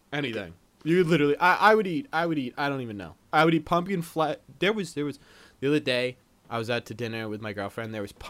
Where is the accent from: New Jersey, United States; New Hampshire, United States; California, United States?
New Hampshire, United States; I grew up in New Hampshire